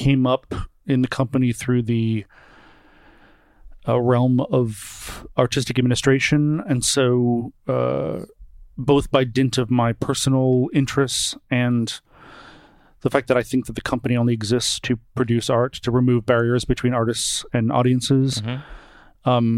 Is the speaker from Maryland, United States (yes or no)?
no; Brockton, Massachusetts, United States; moved away; I'm from a suburb outside of Boston, about 18 miles south of Boston, called Brockton, Massachusetts.